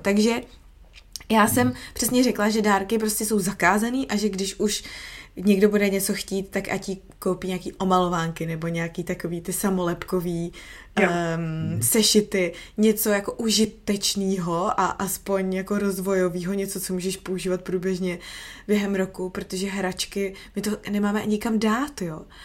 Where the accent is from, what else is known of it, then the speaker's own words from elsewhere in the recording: Prague, Czechia; moved away as an adult; also born or lived in United States / England; now in Australia; já jsem z Prahy